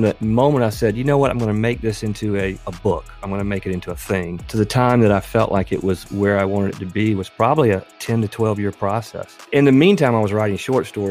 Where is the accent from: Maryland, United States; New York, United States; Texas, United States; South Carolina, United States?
South Carolina, United States; Kingstree; now in Greenville, United States; But I'm a native South Carolinian. I grew up in the lower part of the state in a little town called King Street